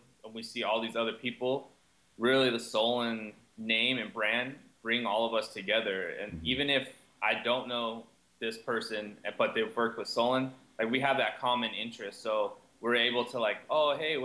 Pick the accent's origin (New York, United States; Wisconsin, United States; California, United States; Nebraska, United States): California, United States; Southern; growing up in Southern California